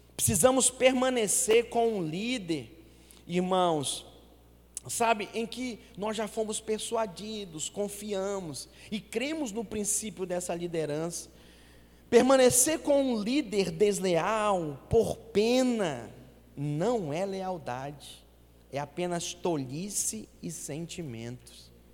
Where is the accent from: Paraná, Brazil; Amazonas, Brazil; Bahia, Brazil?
Amazonas, Brazil; Manaus; moved away; a minha cidade natal, Manaus